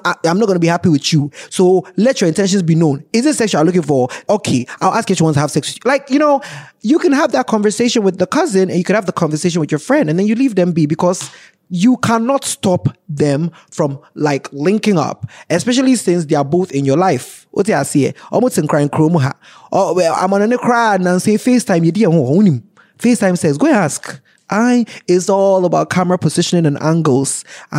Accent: Ghana; as a Ghanaian

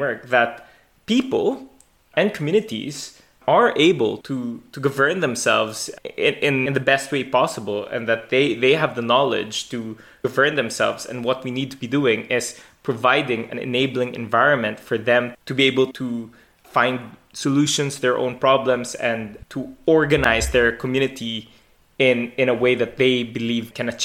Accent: Philippines; I grew up in the Philippines

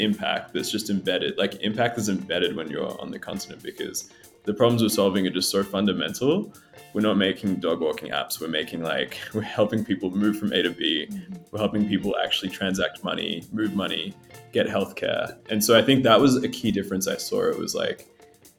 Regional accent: Australia; moved away as an adult; now in East Africa; I was born in Australia, but both my folks were from Ethiopia. So they moved just before they had me. And I grew up in Australia

